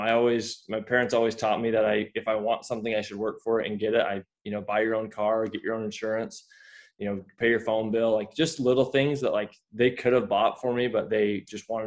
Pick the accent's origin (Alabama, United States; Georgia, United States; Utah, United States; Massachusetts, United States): Utah, United States; Layton; I grew up in Layton, Utah